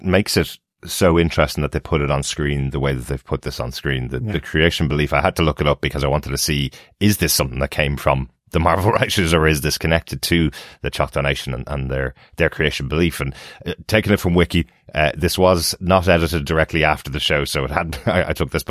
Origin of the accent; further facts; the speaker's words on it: Ireland; Since we're Irish